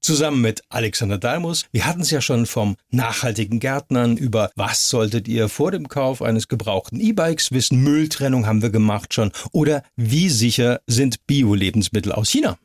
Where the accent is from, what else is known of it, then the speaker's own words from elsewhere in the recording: Heidelberg, Baden-Württemberg, Germany; in Heidelberg zum Beispiel, Baden-Württemberg, meiner Heimatstadt